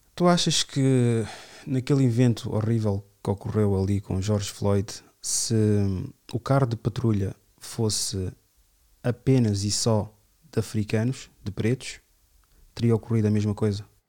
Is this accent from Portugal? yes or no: yes; Amadora, Lisbon, Portugal; ali no, no meu bairro, onde eu cresci na minha adolescência